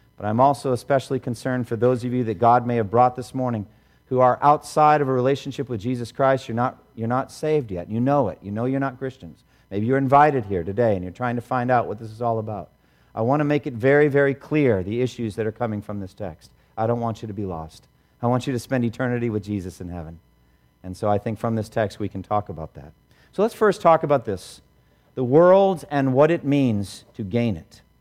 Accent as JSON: {"language": "English", "town": "Boston", "region": "Massachusetts", "country": "United States", "tie": "born or raised there", "said": "I grew up here in Boston."}